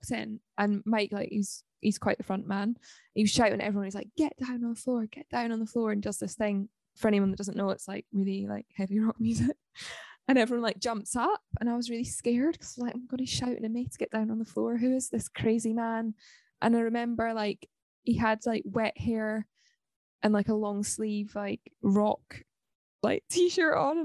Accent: Livingston, Scotland, United Kingdom; also born or lived in Balerno; I am a girl from Scotland. I'm half Swedish. I grew up in Livingston, which is sort of in between Edinburgh and Glasgow. And then I moved to a village called Balerno

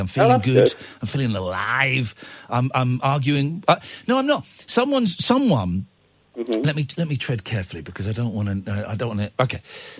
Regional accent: Manchester, North West England, United Kingdom; Hang on, I'm from Manchester.

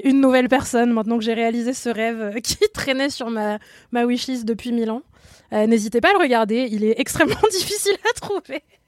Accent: France; on est française

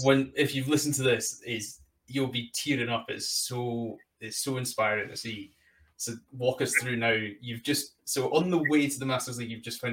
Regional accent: United Kingdom; I'm British, we're dreadful at languages.

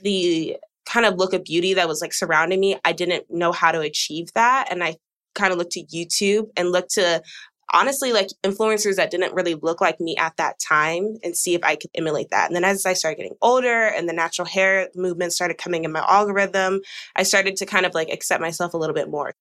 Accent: Georgia, United States; now in Texas, United States; I'm from Georgia. I've lived in Texas for 10 years though

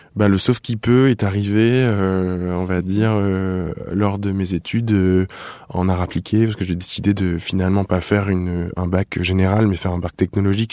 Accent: Nice, Provence-Alpes-Côte d'Azur, France; now in Paris, France; je viens du sud, je viens de Nice. Je suis un, un un sorti tôt du sud

